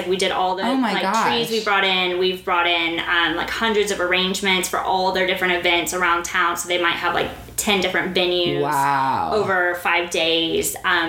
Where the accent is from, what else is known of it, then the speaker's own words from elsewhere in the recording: Dubai, United Arab Emirates; I'm from Dubai, but I will be there.